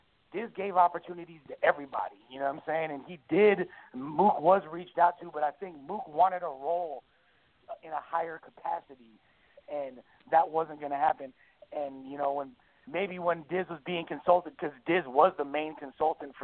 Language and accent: English; Los Angeles, California, United States; I grew up in Hollywood.